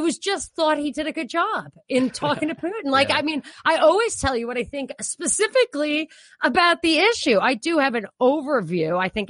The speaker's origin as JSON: {"language": "English", "region": "New York", "country": "United States", "tie": "born or raised there", "said": "when I grew up in New York, my family, they weren't Republican."}